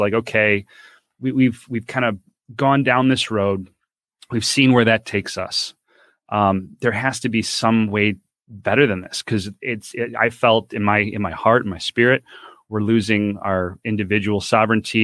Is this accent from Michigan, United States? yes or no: yes; Grosse Pointe, Michigan, United States; I grew up, born and raised in Grosse Pointe, Michigan